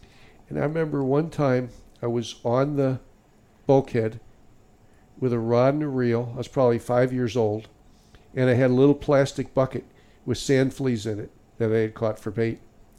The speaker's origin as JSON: {"language": "English", "region": "Ohio", "country": "United States", "moved": "yes", "lives_now": "North Miami Beach, United States", "said": "We're from Ohio originally. I moved here in 1957. And when we moved here, we rented an apartment that was between A1A and the Intercoastal Waterway on about 190th Street."}